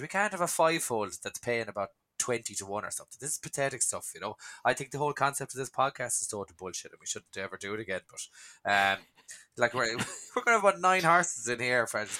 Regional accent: Dungarvan, Munster, Ireland; I'm from Sunny Dungarvan, so this is where John Kiley trains

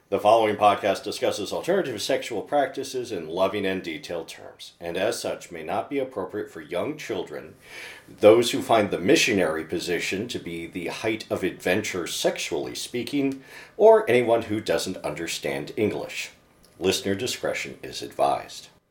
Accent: Livonia, Michigan, United States; born or raised there

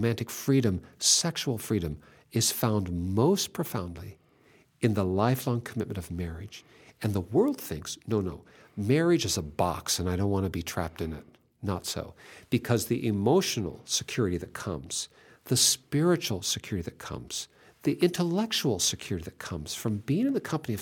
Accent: Pacific Northwest, Puget Sound, Washington, United States; I'm from the Pacific Northwest

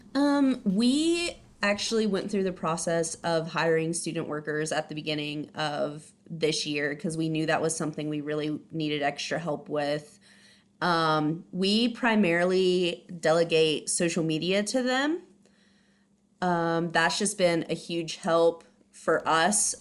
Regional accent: Ohio, United States; moved away as an adult; also born or lived in San Diego, California; now in Abilene, United States; I'm originally from Ohio

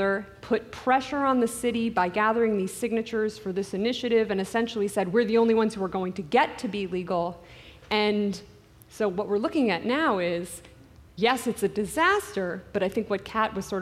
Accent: New York, United States; now in Los Angeles, United States; I grew up in New York

